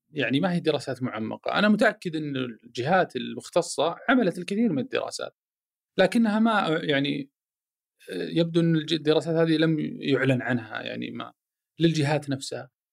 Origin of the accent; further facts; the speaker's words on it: Saudi Arabia; انا سعودي عربي مسلم هلالي نصراوي